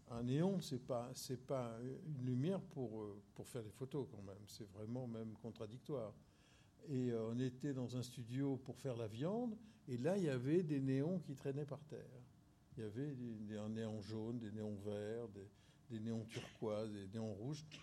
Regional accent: Corsica, France; je suis un feignant, je suis corse, moi

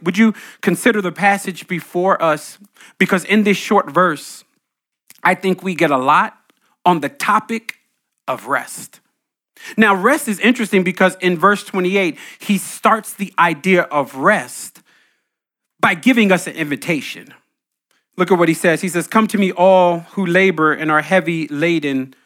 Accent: New Jersey, United States; I grew up in Jersey, Green Grove Basketball Court

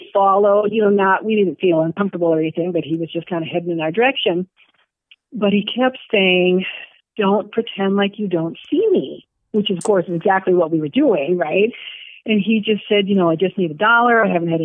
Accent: Minnesota, United States; moved away as an adult; now in Madison, United States; I'm from Minnesota, and my senior year in high school

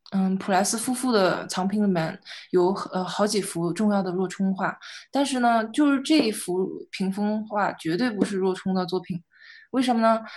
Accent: China; 作为中国人

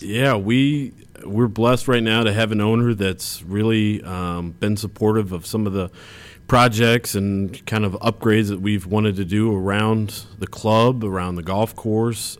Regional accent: Champaign, Illinois, United States; I grew up in Champaign, uh, Illinois

